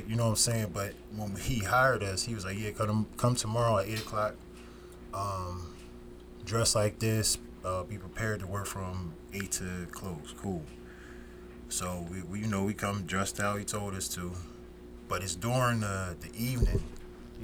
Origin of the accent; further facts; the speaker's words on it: Norristown, Pennsylvania, United States; also born or lived in Youngstown, Ohio / Pottstown, Pennsylvania; I moved to Pottstown, and then I moved to Norristown, and that's where I've been at the rest of my life, since we're like fifth grade, sixth grade